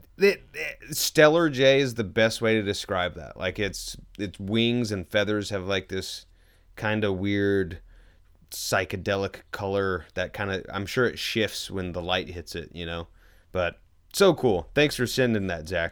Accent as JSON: {"language": "English", "town": "Louisville", "region": "Kentucky", "country": "United States", "tie": "born or raised there", "moved": "yes", "said": "I was born in Louisville"}